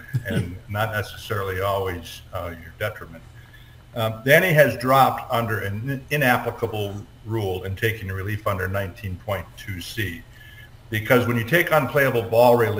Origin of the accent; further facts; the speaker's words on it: Wisconsin, United States; moved away as an adult; also born or lived in Georgia / North Carolina / South Carolina; now in Florida, United States; Moved around quite a bit, so I got to see a lot of different golf courses in my home state of Wisconsin